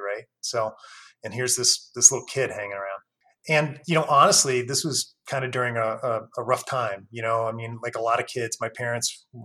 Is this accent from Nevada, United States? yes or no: yes; Reno, Nevada, United States; moved away; I grew up in Northern Nevada, in Reno for the most part